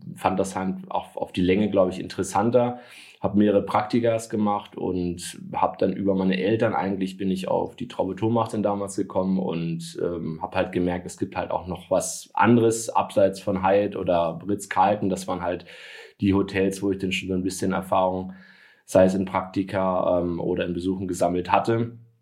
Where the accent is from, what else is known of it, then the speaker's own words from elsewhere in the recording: Hamburg, Germany; moved away as an adult; now in Stuttgart, Germany; bin ja gebürtiger Hamburger, äh, zum Gastspiel bei den Schwaben sozusagen. In meiner Heimatstadt